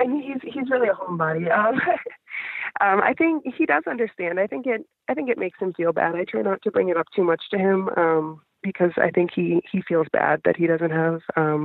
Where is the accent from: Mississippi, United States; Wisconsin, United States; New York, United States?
Wisconsin, United States; moved away as an adult; now in Houston, United States; So about a year and a half ago, I moved from the town where I grew up in Wisconsin down to Houston, Texas with my husband.